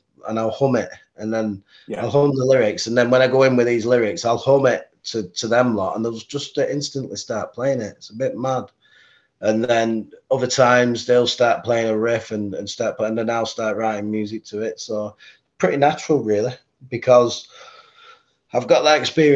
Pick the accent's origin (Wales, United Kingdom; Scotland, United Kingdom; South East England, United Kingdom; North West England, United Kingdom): North West England, United Kingdom; Bolton; my hometown Bolton